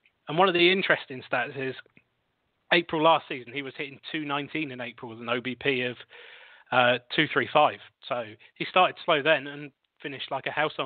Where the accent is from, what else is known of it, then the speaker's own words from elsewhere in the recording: United Kingdom; accent: British; my lovely British accent